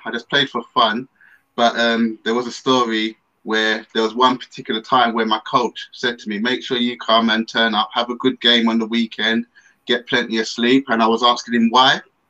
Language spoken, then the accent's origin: English; London, United Kingdom; So I grew up in Tottenham.